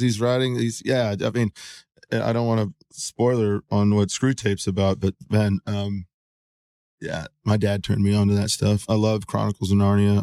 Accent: San Antonio, Texas, United States; I was born in San Antonio, Texas, April fifth, nineteen seventy-two

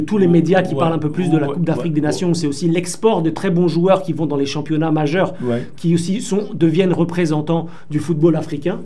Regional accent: France; je suis né en France

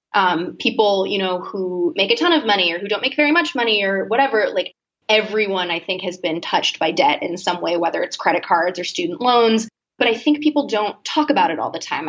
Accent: Boston, Massachusetts, United States; I'm from Boston originally, um, a few minutes outside actually

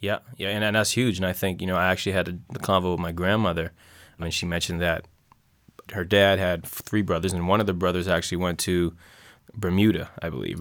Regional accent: North Preston, Nova Scotia, Canada; it's the only place I grew up

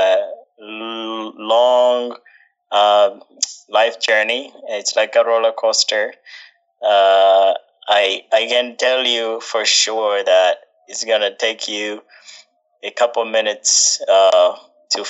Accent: Uganda; moved away; also born or lived in California; I was born and raised in Uganda

